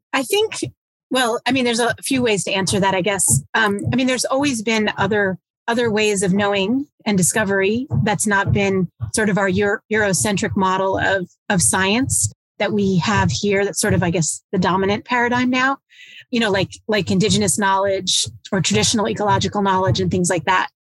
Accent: southeastern U.S., United States; also born or lived in Long Island, New York; when I was young, we moved down to the south southeastern U.S. and lived in fairly rural places

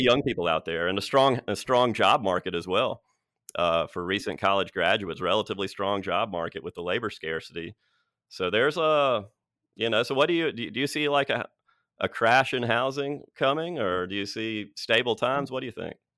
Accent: Birmingham, Alabama, United States; growing up in Birmingham

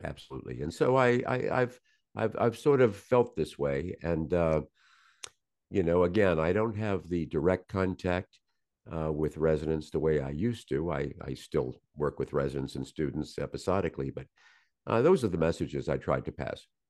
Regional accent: Norfolk, Virginia, United States; I was born in Norfolk, Virginia.

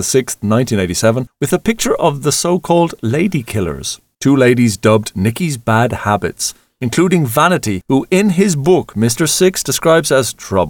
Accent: east coast of Ireland, Ireland; when we were young lads in 1987 on the train from our little village on the east coast of Ireland

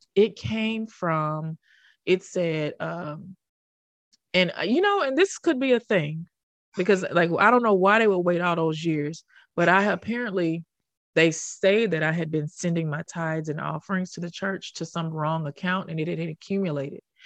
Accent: Memphis, Tennessee, United States; moved away as an adult; also born or lived in Harlem, New York; I already knew them from my hometown

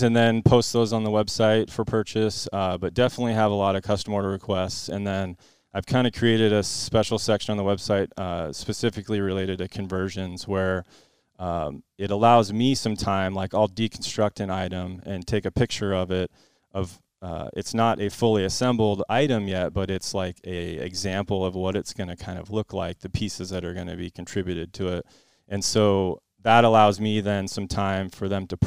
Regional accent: West Linn, Oregon, United States; also born or lived in Bellevue, Washington; my family, we moved down to Westland when I was in second grade

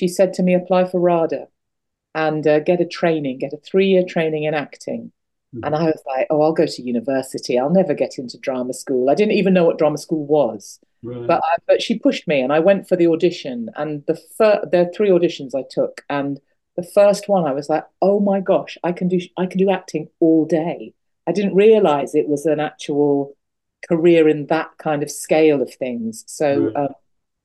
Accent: Birmingham, West Midlands, United Kingdom; also born or lived in Hull; I was only in Hull for 6 months of my life. So we moved to Birmingham. I grew up in Birmingham in the Midlands.

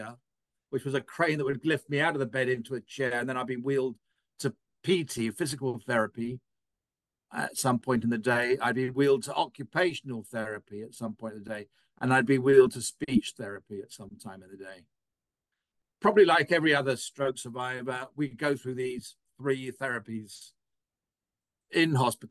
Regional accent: England, United Kingdom; now in United States; I'm an Englishman at birth

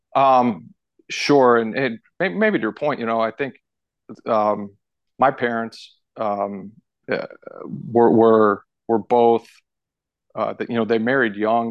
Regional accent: St. Louis, Missouri, United States; also born or lived in Fort Collins, Colorado / Tulsa, Oklahoma / Yuma, Colorado; I moved out to Saint Louis, Missouri when I was in kindergarten. And, and so when I, when I really consider where I'm from, I, you know, I consider myself a Saint Louis kid.

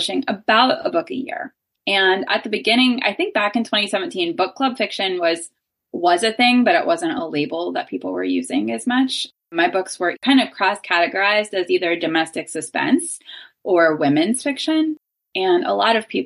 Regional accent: Pittsburgh, Pennsylvania, United States; moved away as an adult; also born or lived in Athens, Ohio; now in Cincinnati, United States; I live in Cincinnati now. I'm originally from Pittsburgh

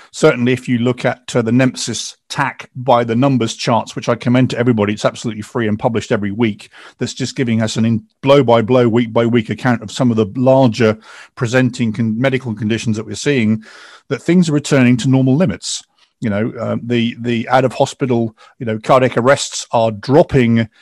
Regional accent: England, United Kingdom; I'm English

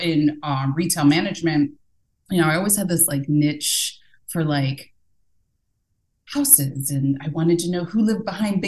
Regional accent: Northern Virginia, United States; born and raised in Northern Virginia, a very diverse area

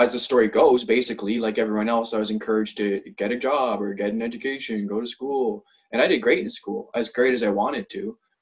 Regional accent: Ontario, Canada; now in White Rock, Canada; I grew up in Ontario, in somewhat of a rural community

